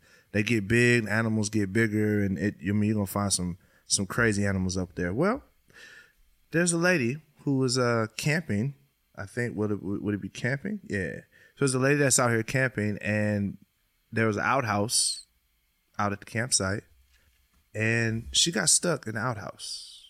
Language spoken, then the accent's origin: English; Pontiac, Michigan, United States; moved away; I'm from Pontiac, Michigan. That's where I was originally born.